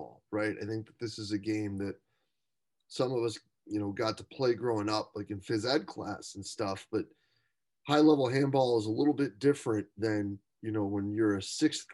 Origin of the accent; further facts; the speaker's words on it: United States; we sit here and think as Americans